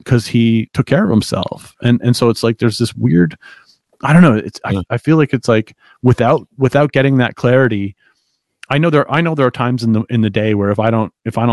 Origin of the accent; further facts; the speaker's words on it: Canada; as a Canadian, I can't get paid in the US.